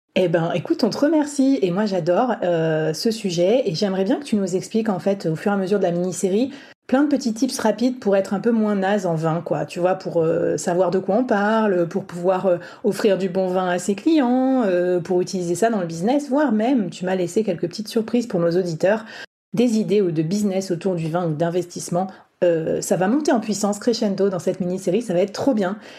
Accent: Bordeaux, Nouvelle-Aquitaine, France; je viens de Bordeaux

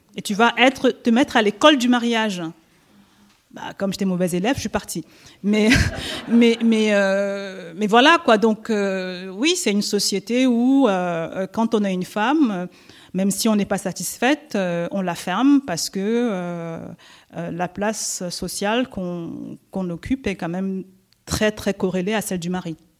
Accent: Cameroon; first language French; je viens du Cameroun

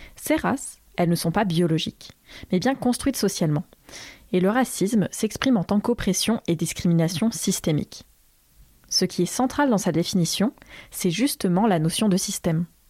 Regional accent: Limousin, Nouvelle-Aquitaine, France; Ça remonte à mes 12 ans, quand avec ma famille, on a déménagé d'une ville de la Diagonale du Vide vers une autre ville, toujours dans la Diagonale du Vide. Et c'est dans un collège du Limousin

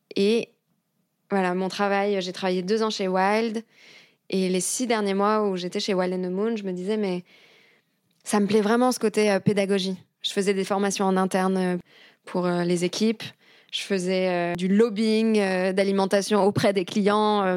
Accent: near Paris, Île-de-France, France; moved away as an adult; also born or lived in London; J'ai grandi à côté de Paris

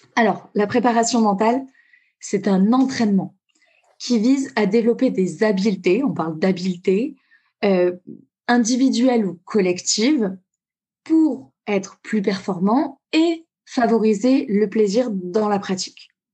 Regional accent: Tulle, Nouvelle-Aquitaine, France; moved away as an adult; now in Toulouse, France; je suis donc de Tulle, en Corrèze

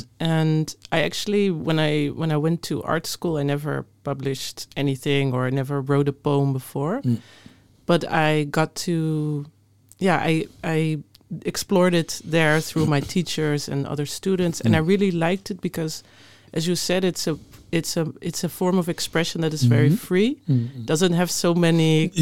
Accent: Netherlands; growing up in the Netherlands

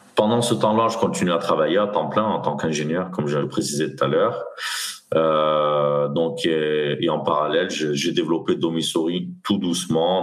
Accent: Nîmes, Occitania, France; moved away as an adult; also born or lived in Aix-en-Provence / Paris region; je suis originaire de Nîmes. Mmh. Donc j'ai grandi dans, j'ai grandi dans le Gard

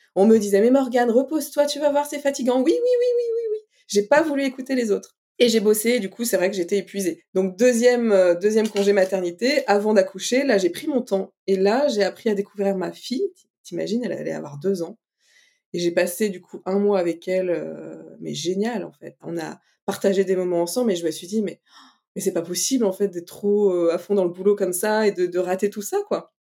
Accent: Brittany, France; on a un festival chez nous, en Bretagne

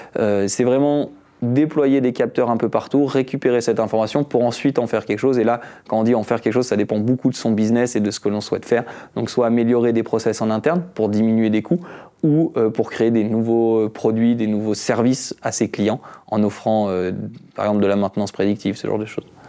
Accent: France; moved away as an adult; also born or lived in Switzerland; je suis français, j'ai fait mon bac en France.

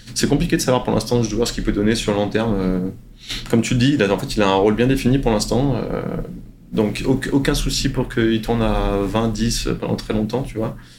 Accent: France; now in San Antonio, United States; je suis français, que je suis ici

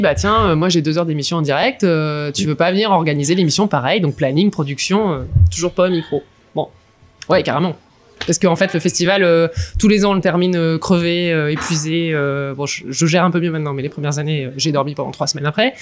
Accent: near Lille, Hauts-de-France, France; moved away as an adult; je suis ch'ti né à côté de Lille j'ai vécu une grosse partie de ma vie dans le nord de la France

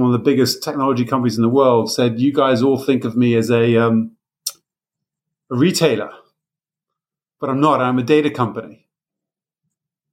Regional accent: United Kingdom; I'm British

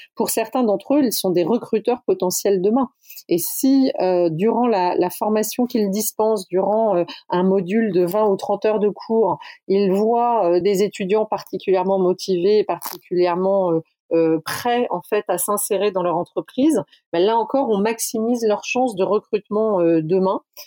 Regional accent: the South, France; On est du Sud

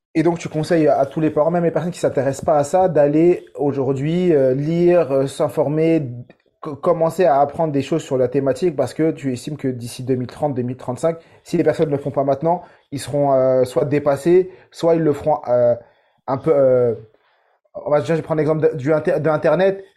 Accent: Saint-Ouen, Île-de-France, France; j'ai grandi à Saint-Ouen dans 93

